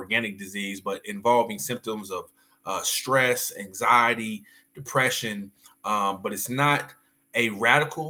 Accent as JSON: {"language": "English", "town": "Del City", "region": "Oklahoma", "country": "United States", "tie": "born or raised there", "said": "Oklahoma City, Dell City kid"}